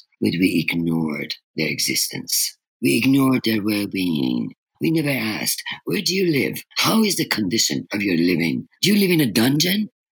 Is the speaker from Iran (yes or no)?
yes; Tehran, Tehran Province, Iran; moved away as an adult; I was missing the serenity in my hometown in Tehran